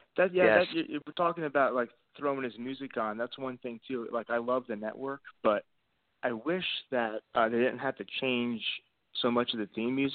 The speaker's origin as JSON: {"language": "English", "region": "New Jersey", "country": "United States", "tie": "born or raised there", "moved": "yes", "lives_now": "North Carolina, United States", "said": "I'm actually originally from New Jersey as well"}